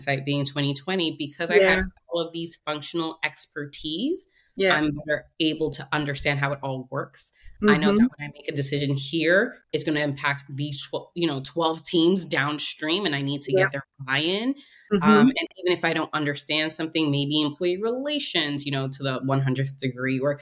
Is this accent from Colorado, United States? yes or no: no; New York City, New York, United States; born or raised there; moved away as an adult; also born or lived in Philadelphia